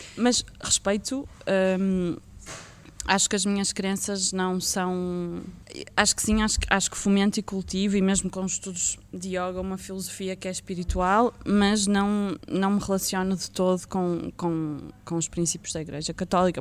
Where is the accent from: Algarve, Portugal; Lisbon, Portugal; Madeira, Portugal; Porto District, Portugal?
Porto District, Portugal; Vila Nova de Gaia; eu nasci em Gaia